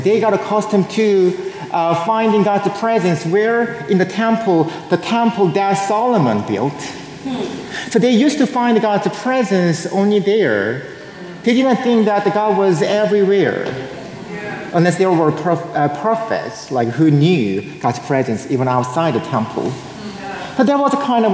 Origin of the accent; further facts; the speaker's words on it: South Korea; moved away; I was born and raised in South Korea.